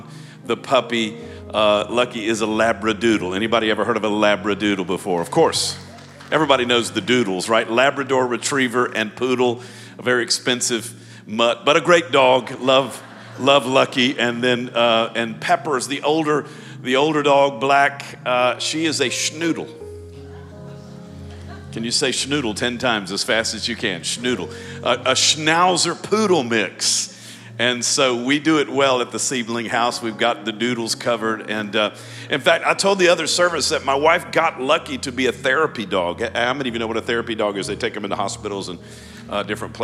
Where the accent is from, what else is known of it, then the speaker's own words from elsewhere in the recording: Baton Rouge, Louisiana, United States; moved away; I'm from Baton Rouge, actually a Baton Rouge guy, born and raised in Baton Rouge, went to LSU